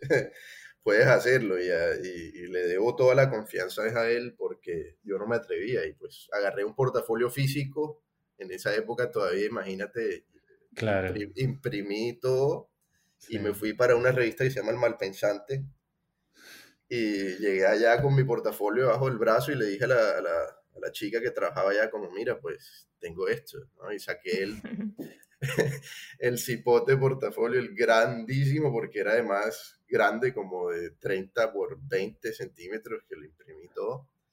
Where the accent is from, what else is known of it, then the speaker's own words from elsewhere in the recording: Cartagena, Bolívar, Colombia; moved away as an adult; en mi terruño, en mi ciudad natal